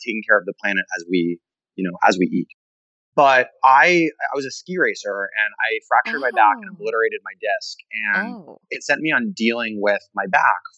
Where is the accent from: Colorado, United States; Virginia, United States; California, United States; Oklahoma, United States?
Colorado, United States; Boulder; moved away; also born or lived in New York City; I grew up in Boulder, Colorado